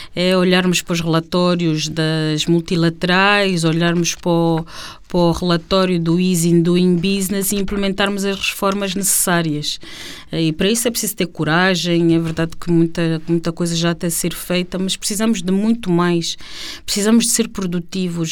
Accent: Luanda, Luanda Province, Angola; nossa Luanda, quando nós crescemos aqui no Alvalade

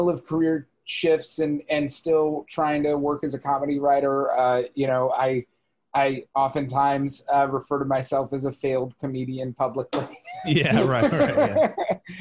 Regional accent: 3 hours from Atlanta, the South, United States; moved away; I'm from the South and my family's on the East Coast. Atlanta, I grew up 3 hours from Atlanta

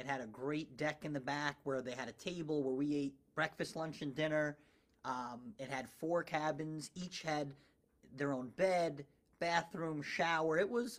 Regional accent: Scotch Plains, New Jersey, United States; Born and raised in Scotch Plains, 5 blocks from here.

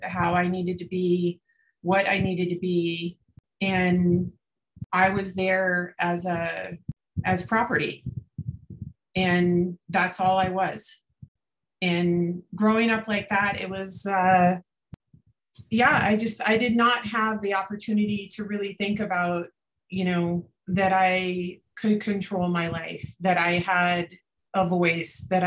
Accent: Florida, United States; we grew up in Florida.

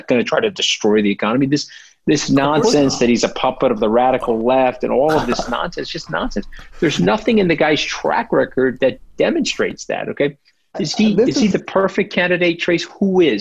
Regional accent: New York, United States; I'm a New Yorker

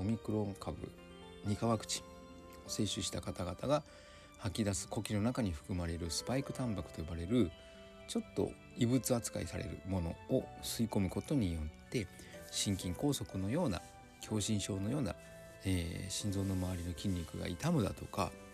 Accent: Kyushu, Japan; moved away; also born or lived in Kanto / Tohoku; 九州生まれの私

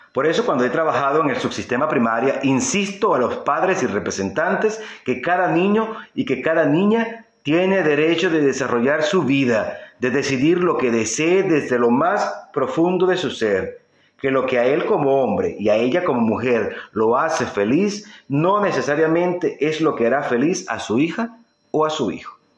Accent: Venezuela; en mi época de juventud en mi país Venezuela

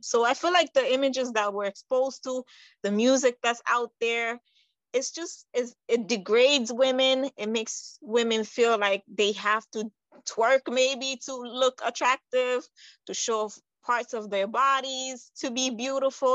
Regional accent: New York, United States; also born or lived in Conakry, Guinea; I was born in Guinea Conakry, that's on the west side. Um, I would say right next to Senegal, around Ghana. And I came to the United States when I was nine years old. So I pretty much grew up in New York

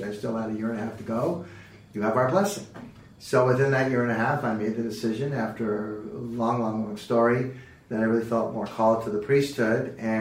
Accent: South San Francisco, California, United States; also born or lived in Santa Clara Valley; I had a chance to buy into a firm in my hometown of the other competitor across town, and I went to work for them in South San Francisco.

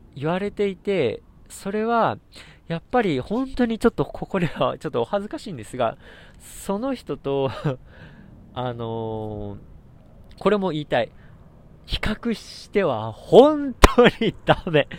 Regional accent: Satsumasendai, Kagoshima, Japan; 私の地元の鹿児島の仙台、あの川内って書いて仙台っていうところは私、あの地元なんですね、ふるさとで。

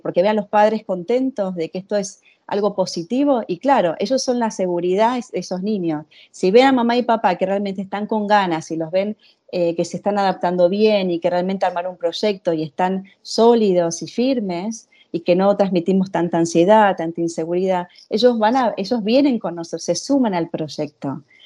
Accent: Argentina; moved away as an adult; also born or lived in Venezuela / Italy; now in Spain; yo soy argentina, nací en Argentina, hice toda mi formación en psicología

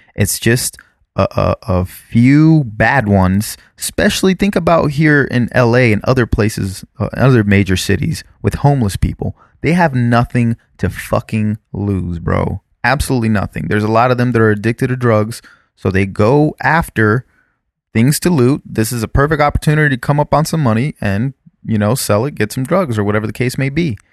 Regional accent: South Florida, United States; we grew up in South Florida

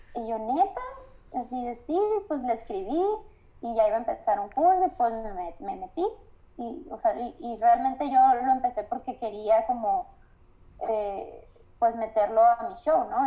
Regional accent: Guaymas, Sonora, Mexico; moved away as an adult; also born or lived in Navojoa, Sonora; now in Mexico City, Mexico; yo soy de, Guaymas, entonces es un lugar bien chiquito

